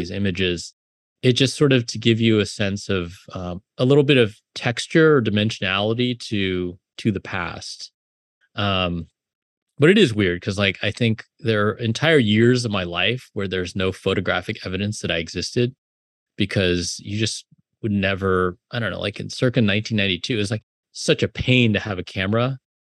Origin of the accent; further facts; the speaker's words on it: South Bay, California, United States; also born or lived in Illinois; now in New York, United States; I grew up in the South Bay